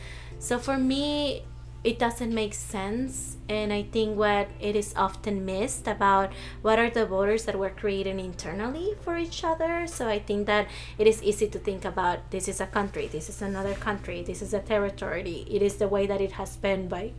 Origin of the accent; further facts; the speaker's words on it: Mesa, Arizona, United States; But in reality, I grew up in Mesa, Arizona, which is like 90% white.